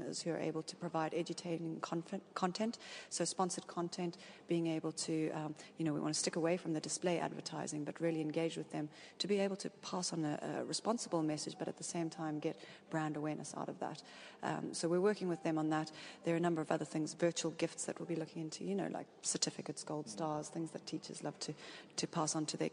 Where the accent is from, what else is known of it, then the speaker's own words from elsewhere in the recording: South Africa; I come from South Africa